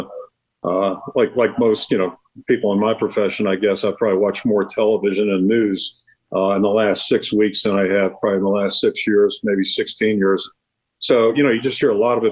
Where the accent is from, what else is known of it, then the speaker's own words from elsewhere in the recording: Pittsburgh, Pennsylvania, United States; moved away as an adult; now in Iowa City, United States; I came here in 1981 from Pittsburgh, and I grew up in Pittsburgh